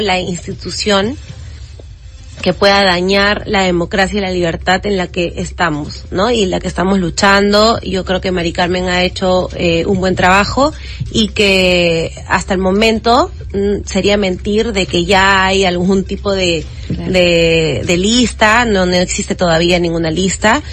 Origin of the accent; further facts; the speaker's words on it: Lima, Peru; yo soy de Lima pero mi padre es de Madre de Dios